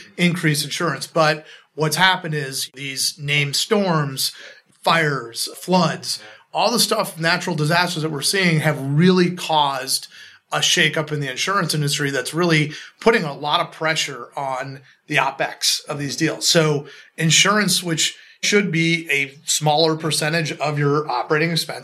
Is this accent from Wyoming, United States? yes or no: no; Los Angeles, California, United States; moved away; also born or lived in Chicago / Midwest / New York / London; I grew up in Los Angeles